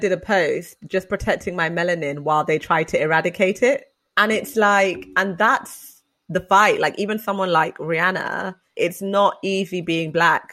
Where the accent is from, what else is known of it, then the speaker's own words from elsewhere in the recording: London, United Kingdom; I'm from London